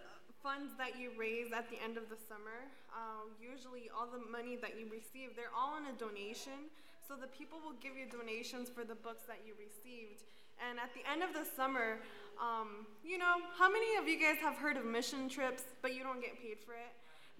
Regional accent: Las Vegas, Nevada, United States; I'm here from Las Vegas, actually.

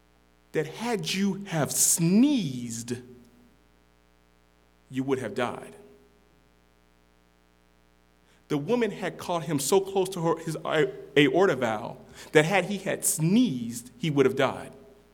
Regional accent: Las Vegas, Nevada, United States; And I say, " … " And they say, "Oh, where are you from?" And I say, "Oh, I'm from Las Vegas, Nevada."

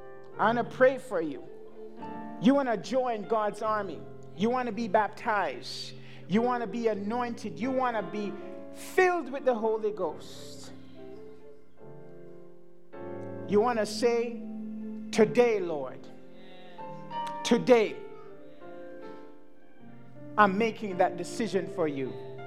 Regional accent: Montreal, Quebec, Canada; I'm here from Montreal, Canada, and it's not for a joke.

